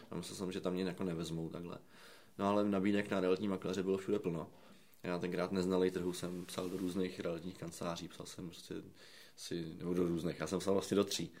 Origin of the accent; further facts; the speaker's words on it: Prague, Czechia; já jsem z Radotína